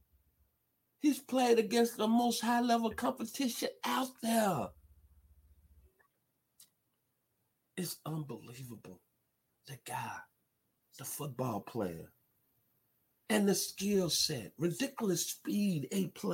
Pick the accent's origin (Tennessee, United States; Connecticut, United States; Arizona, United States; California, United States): Tennessee, United States; Memphis; now in Douglasville, United States; I'm originally from the 901 Memphis, Tennessee. I seen this young man play high school football, dunked at my high school, Southside High School in Memphis, Tennessee